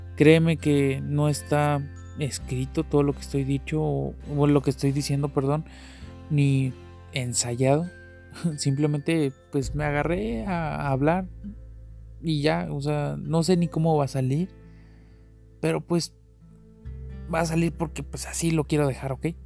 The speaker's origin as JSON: {"language": "Spanish", "region": "Chihuahua", "country": "Mexico", "tie": "born or raised there", "said": "Nací aquí en México, en Chihuahua"}